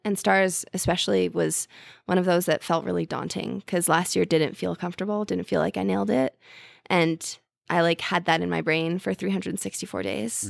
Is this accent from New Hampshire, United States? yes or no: no; Princeton, New Jersey, United States; now in New York City, United States; I'm from Jersey.